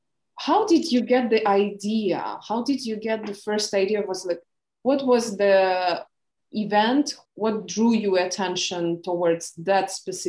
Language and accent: English; Ukraine; first language Ukrainian; English is a second language; for me, having my first language being Ukrainian